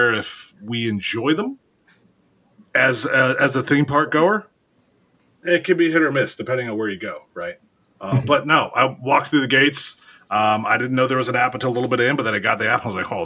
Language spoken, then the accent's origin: English; Ohio, United States; I'm from Ohio